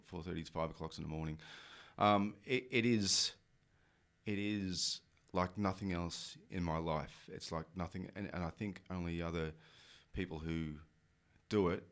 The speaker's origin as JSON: {"language": "English", "country": "Australia", "said": "I'm Australian"}